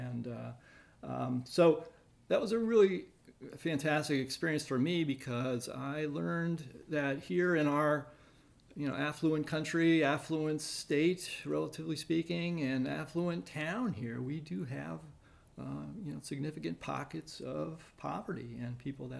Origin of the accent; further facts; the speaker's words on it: Maryland, United States; also born or lived in Massachusetts / New Hampshire; I grew up on the East Coast. We moved around quite a bit, mostly in Maryland.